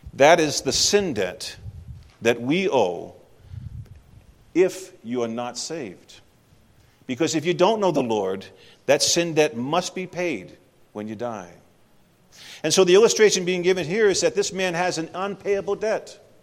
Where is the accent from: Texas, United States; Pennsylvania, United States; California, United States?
Texas, United States; moved away; I'm actually from Texas